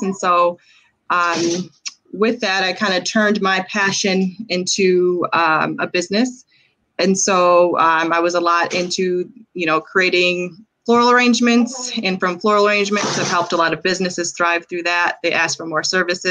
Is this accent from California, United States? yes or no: no; Lansing, Michigan, United States; Born and raised in Lansing, like I said, again, went to Grand Ledge High School as well